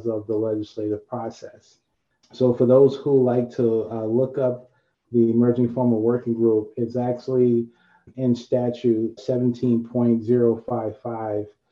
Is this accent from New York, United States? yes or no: yes; New York City, New York, United States; growing up in Harlem, no agriculture in New York City